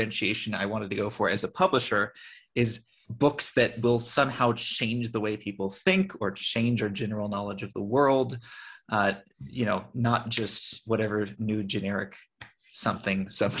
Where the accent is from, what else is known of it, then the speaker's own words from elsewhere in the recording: California, United States; moved away as an adult; now in Armenia; I'm from California.